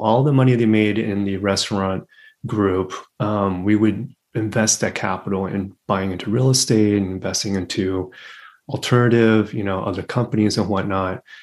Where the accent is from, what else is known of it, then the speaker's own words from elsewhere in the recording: Los Angeles, California, United States; first language English; also born or lived in Taiwan / Berkeley / New York; I was born in Taiwan. I came to the States when I was three, and I initially grew up in LA, in Los Angeles